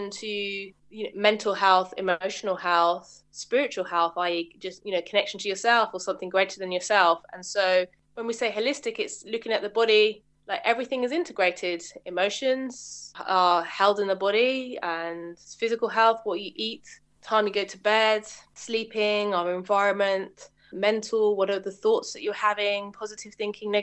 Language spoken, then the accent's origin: English; Middlesex, outskirts of London, United Kingdom; I grew up, I guess, just on the outskirts of London, Middlesex